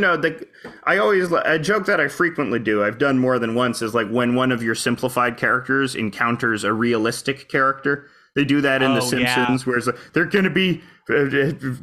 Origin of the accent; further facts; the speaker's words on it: Toronto, Ontario, Canada; I'm from Toronto